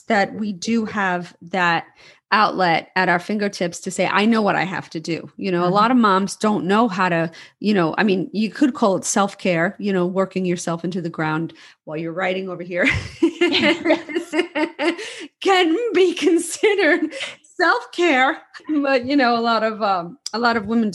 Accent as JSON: {"language": "English", "town": "New York City", "region": "New York", "country": "United States", "tie": "born or raised there", "said": "growing up in New York City, we would go out dancing till 4 in the morning"}